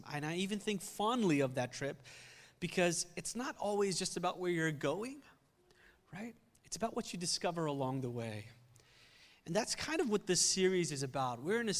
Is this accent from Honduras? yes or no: no; India; also born or lived in Philadelphia, United States; now in United States; I spent some time in high school there. And when we came to the country from India, we lived in Philly in the beginning.